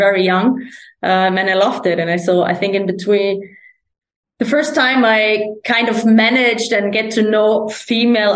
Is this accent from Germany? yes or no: yes; Germany; moved away as an adult; also born or lived in Sweden; I played for the first league team, in my hometown